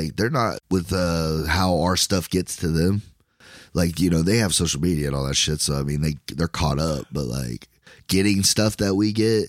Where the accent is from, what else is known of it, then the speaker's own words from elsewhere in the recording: Ireland; Yeah. Good on you, man. I'm Irish. What about it?